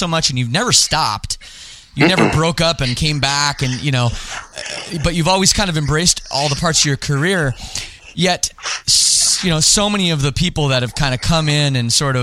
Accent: Canada; I'm from Canada

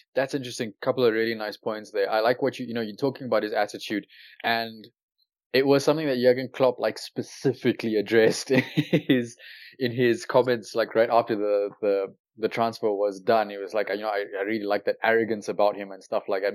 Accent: South Africa; Growing up in South Africa

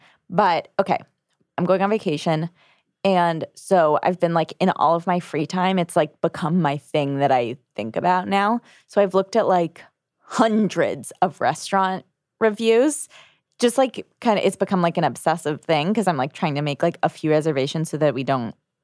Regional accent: United States; I'm an American.

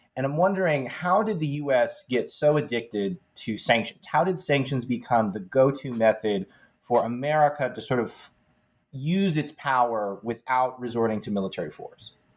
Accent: United States; as an American

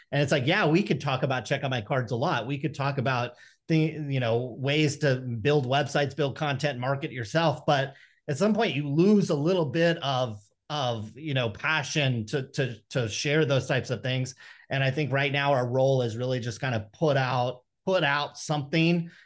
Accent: Stockton, California, United States; growing up in Stockton, you're just constantly uh, presented with challenges and temptations

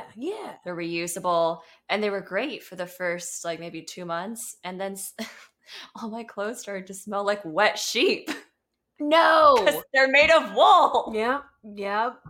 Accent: Atlanta, Georgia, United States; now in California, United States; I grew up in Atlanta

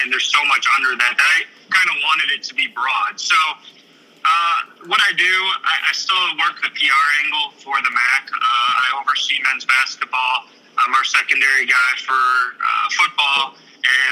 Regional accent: Cleveland, Ohio, United States; also born or lived in Bowling Green / Kansas; I'm originally from Cleveland

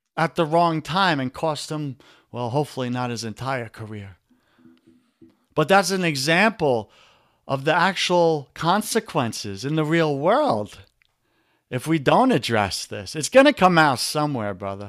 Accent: New York, United States; accent: New York; my New York accent is coming out.

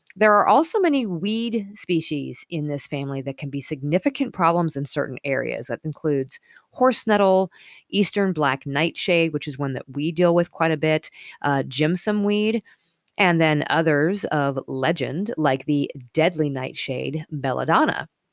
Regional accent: Colorado, United States; moved away; also born or lived in Northern California / Midwest; I was growing up in Colorado

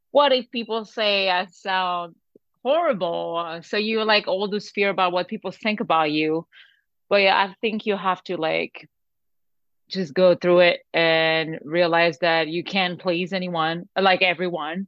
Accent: France; English is a second language; moved away as an adult; also born or lived in Lebanon; now in Los Angeles, United States; I was born in Lebanon, but I grew up in France, moved there when I was three

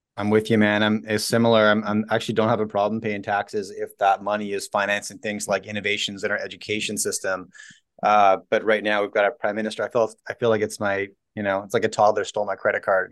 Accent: Canada; as a Canadian

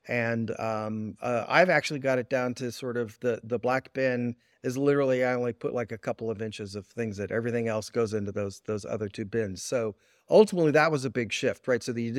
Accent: Oakland, California, United States; Yeah, so I grew up in Oakland, California.

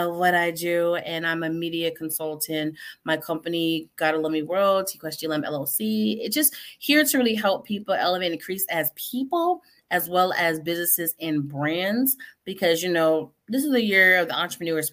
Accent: Connecticut, United States; now in Indiana, United States; I'm not from Florida. I'm originally from Connecticut

